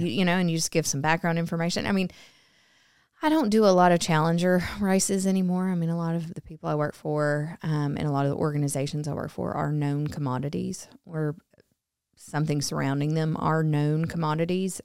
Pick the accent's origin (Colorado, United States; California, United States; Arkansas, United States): Arkansas, United States; I grew up in Arkansas, um, born and raised, went to college at the University